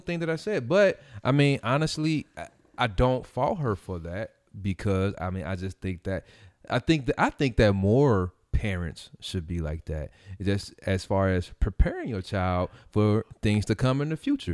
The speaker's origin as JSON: {"language": "English", "town": "Gary", "region": "Indiana", "country": "United States", "also_born_or_lived": "Merrillville", "said": "I came from Gary, and then, which was predominantly black."}